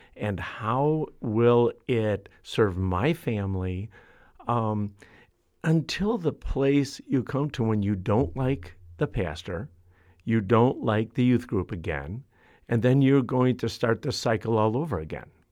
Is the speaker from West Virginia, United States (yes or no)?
no; Chicago, Illinois, United States; I'm from Chicago. I've, I've grown up in the city.